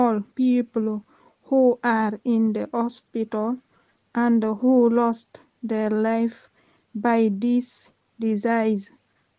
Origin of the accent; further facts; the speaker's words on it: Conakry, Guinea; English is a second language; now in Hackney, United Kingdom; I came from Guinea-Conakry